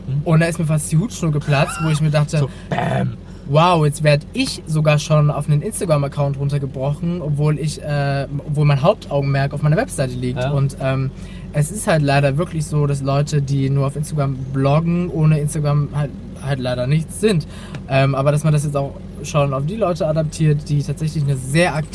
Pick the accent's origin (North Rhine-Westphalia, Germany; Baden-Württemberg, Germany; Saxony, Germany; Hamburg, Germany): Saxony, Germany; Dresden; also born or lived in Bavaria; also ursprünglich kommen, meine, ähm, kommen wir aus Bayern.